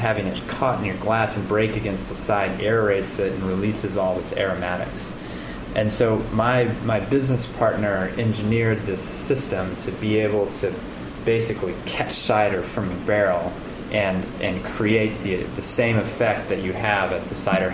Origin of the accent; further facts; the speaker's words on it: Kansas City, United States; now in Vermont, United States; I'm from Kansas City originally